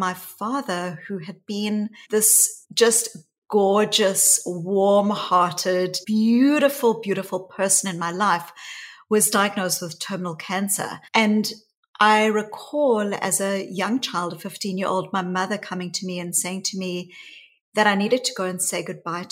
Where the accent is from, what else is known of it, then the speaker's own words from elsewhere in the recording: South Africa; growing up in South Africa. And I was a white child growing up in the white suburbs of apartheid South Africa